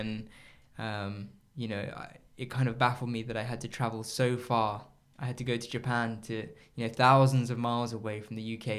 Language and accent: English; Ecuador; born there; because my background is, both my parents are English, but I was born in Ecuador.